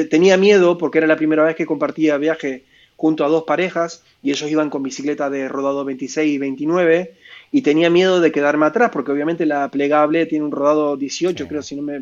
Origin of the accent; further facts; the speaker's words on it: Mercedes, Buenos Aires Province, Argentina; also born or lived in Mar del Plata; esa ciudad se llama Mercedes, de donde yo digo que soy de ahí, aunque nací en Mar del mm. Plata, digo que soy de Mercedes, porque fue donde más años he pasado de mi vida, donde más veces he vuelto.